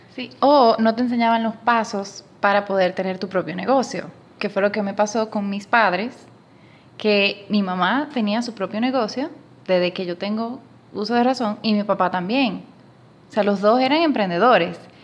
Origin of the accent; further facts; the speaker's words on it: Dominican Republic; moved away as an adult; now in Panama; casi no se nota por el acento, pero soy dominicana